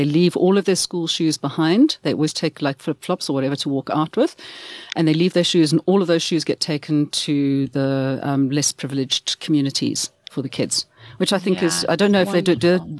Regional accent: Pietermaritzburg, KwaZulu-Natal, South Africa; I'm a … from Maritzburg.

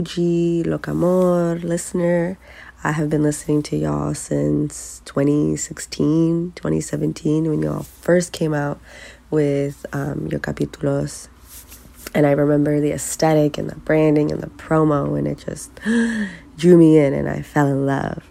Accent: Connecticut, United States; I am from the East Coast, uh, in Connecticut

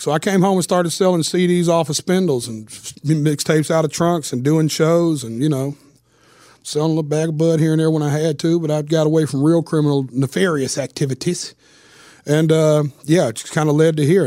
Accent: Nashville, Tennessee, United States; I was born and raised right here in Nashville

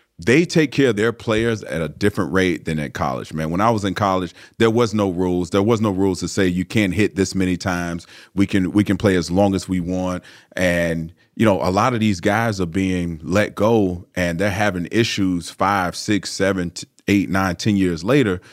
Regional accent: Largo, Florida, United States; I'm from a small city in Florida called Largo

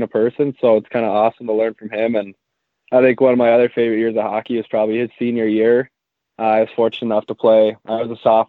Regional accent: Maple Grove, Minnesota, United States; I'm from Maple Grove, Minnesota.

